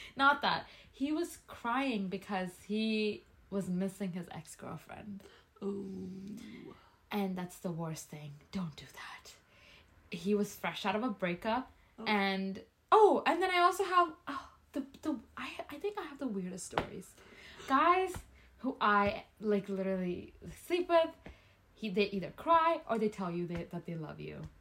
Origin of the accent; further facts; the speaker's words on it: Calgary, Alberta, Canada; I'm from Calgary